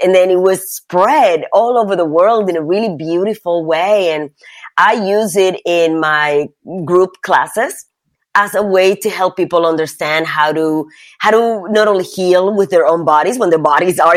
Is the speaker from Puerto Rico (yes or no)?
yes; Puerto Rico; I grew up in Puerto Rico